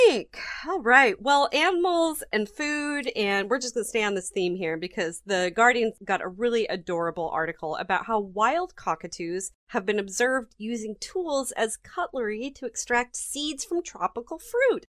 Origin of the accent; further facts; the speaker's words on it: United States; I'm American